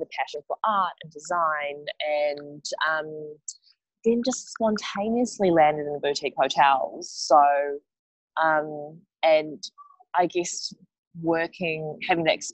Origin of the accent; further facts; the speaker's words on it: Wellington, New Zealand; moved away as an adult; also born or lived in South Korea (heritage); now in Sydney, Australia; Born and raised in Wellington